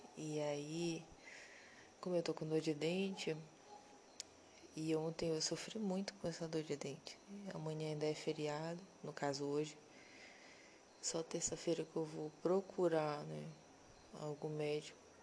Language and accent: Portuguese; Pará, Brazil; a gente é paraense